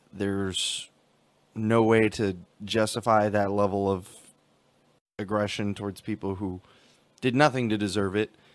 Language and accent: English; United States; we have as Americans